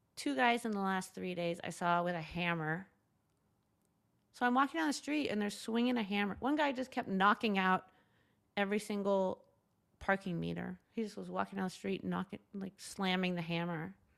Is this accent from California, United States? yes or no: yes; Southern California, United States; moved away as an adult; also born or lived in New York City, United States; now in Los Angeles, United States; I grew up in Southern California, nicer neighborhood